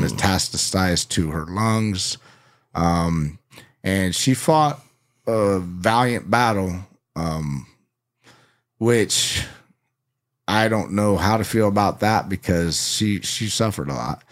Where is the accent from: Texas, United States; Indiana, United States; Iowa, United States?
Indiana, United States; also born or lived in Phoenix, Arizona / Mesa, Arizona; when I was about six or seven, we kinda got uprooted and, and loaded everything up and moved almost all the way across the U S A to Indiana.